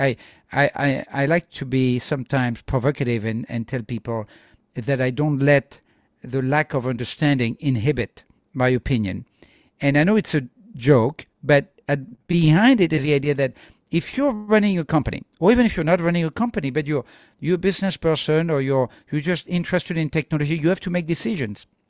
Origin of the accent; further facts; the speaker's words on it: France; I'm from France